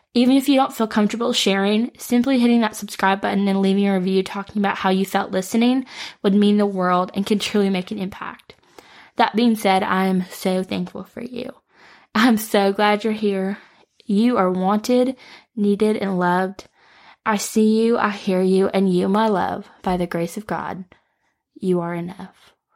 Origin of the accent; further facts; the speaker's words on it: Detroit, Michigan, United States; moved away as an adult; now in Nashville, United States; I am from the Metro Detroit area, but I moved to Nashville on my own at eighteen.